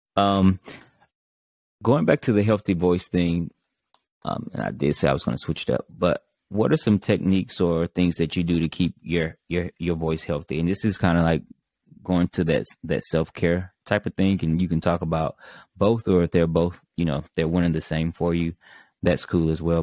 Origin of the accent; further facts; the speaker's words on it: Mississippi, United States; me from being from Mississippi